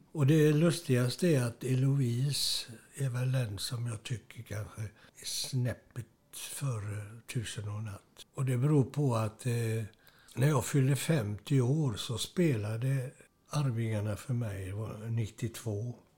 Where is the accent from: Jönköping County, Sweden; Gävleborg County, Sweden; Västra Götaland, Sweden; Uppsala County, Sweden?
Västra Götaland, Sweden; Gothenburg; now in Kungälv, Sweden; jag är uppväxt i Göteborg, Strömmersberg, i de östra stadsdelarna